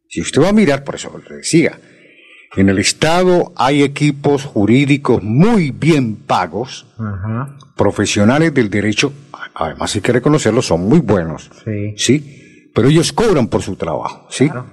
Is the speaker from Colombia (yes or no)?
yes; Colombia; en mi país, en Colombia